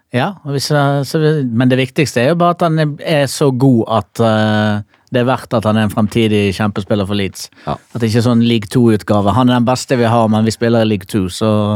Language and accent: Norwegian; Bergen, Vestland, Norway; Jeg er jo fra Bergen.